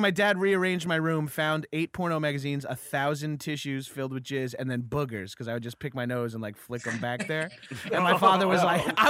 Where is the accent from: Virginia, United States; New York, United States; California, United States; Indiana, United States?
New York, United States; Freeport; I grew up in Freeport, but my family lives in Belmore now.